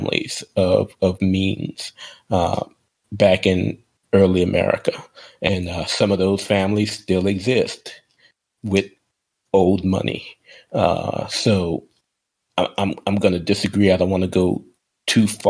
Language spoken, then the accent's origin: English; New Orleans, Louisiana, United States; in my hometown of New Orleans